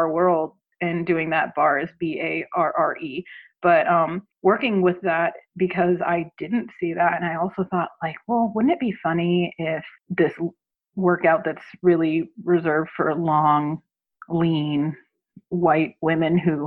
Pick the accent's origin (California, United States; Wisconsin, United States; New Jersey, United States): California, United States; Southern; now in Philadelphia, United States; I grew up in Southern California, so I grew up with a very different demographic than I'm working with here